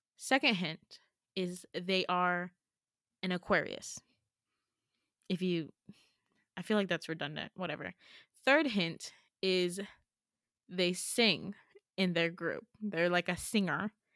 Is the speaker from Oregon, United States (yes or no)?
no; New York, United States; also born or lived in Gambia (Fulani heritage); I'm born and raised in New York. New York is all I know.